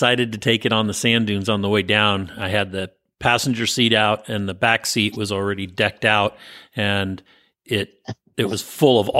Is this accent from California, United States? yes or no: yes; San Francisco Bay Area, California, United States; also born or lived in Santa Barbara / Ventura / Placerville; I grew up in the San Francisco Bay Area, went to college in Santa Barbara